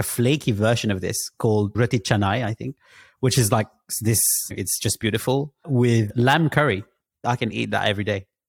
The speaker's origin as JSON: {"language": "English", "country": "Mauritius", "also_born_or_lived": "London", "moved": "yes", "said": "I come from Mauritius, which is a tropical island"}